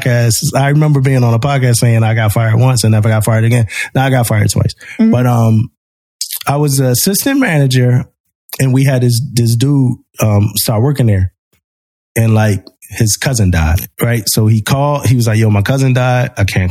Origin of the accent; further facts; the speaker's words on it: Philadelphia, Pennsylvania, United States; I was young, you know, growing up in Philly, like it's different